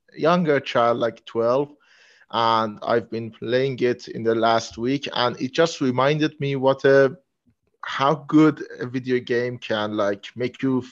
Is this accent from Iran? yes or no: yes; Iran; English is a second language; I'm from Iran